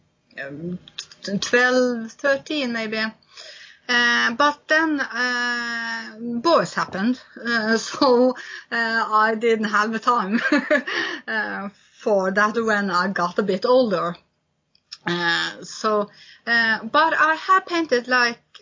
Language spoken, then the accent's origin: English; Honningsvåg, Finnmark, Norway; I'm from North Cape, which is on the top of Europe, where I grew up.